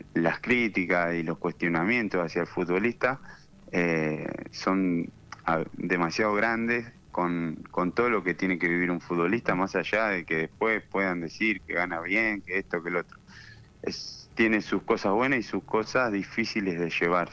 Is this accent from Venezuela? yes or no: no; Argentina; siendo argentino